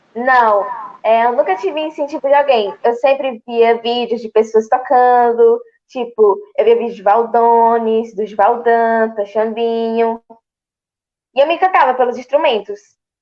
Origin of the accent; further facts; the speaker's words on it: Brazil; tenho 12 anos, sou de Viapina, estou é, no sétimo ano